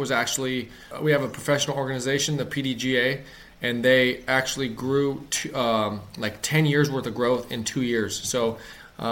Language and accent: English; Ohio, United States; I grew up in Ohio